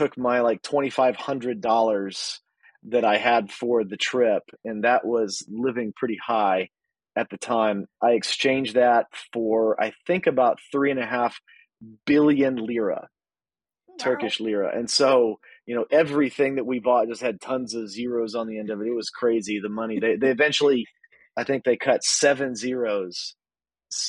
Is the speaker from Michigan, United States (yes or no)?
no; Texas, United States; moved away as an adult; now in Midwest, United States; So I live in the Midwest now. I'm originally from Texas